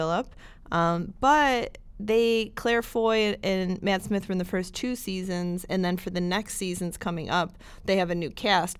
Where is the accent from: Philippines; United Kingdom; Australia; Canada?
United Kingdom; I'm super British.